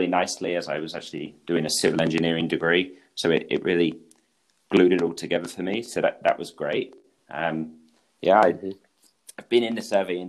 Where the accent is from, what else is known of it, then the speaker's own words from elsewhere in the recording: England, United Kingdom; accent: British; moved away as an adult; now in Switzerland; I'm British. I grew up in England, and that's where I started my career in the land surveying industry. But actually now I'm based in Switzerland